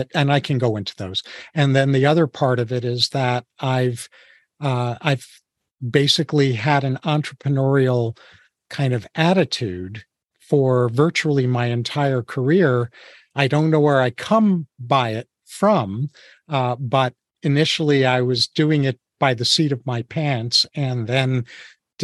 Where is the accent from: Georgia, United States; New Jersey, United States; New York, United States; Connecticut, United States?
New York, United States; I was born and raised in New York, as were my parents